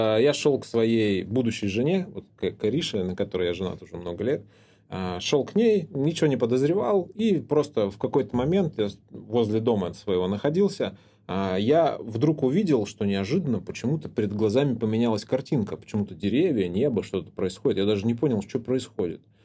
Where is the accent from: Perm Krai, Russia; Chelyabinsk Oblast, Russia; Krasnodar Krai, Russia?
Krasnodar Krai, Russia; Anapa; я рос в Анапе